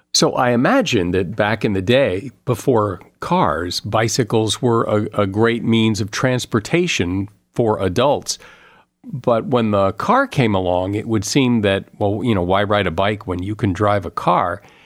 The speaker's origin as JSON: {"language": "English", "region": "Connecticut", "country": "United States", "tie": "born or raised there", "said": "I grew up in the Northeast, in Connecticut mostly"}